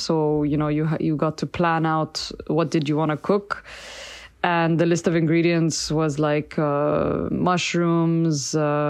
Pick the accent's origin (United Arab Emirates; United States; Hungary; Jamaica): United Arab Emirates; Dubai; moved away as an adult; now in Paris, France; I'm currently living in the 12th arrondissement of Paris. I grew up in Dubai, the United Arab Emirates, and I moved to Paris to study at the Cordon Bleu 10 years ago